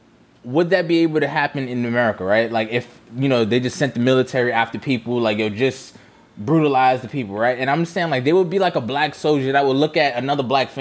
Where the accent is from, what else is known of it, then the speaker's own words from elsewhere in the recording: United States; So we're American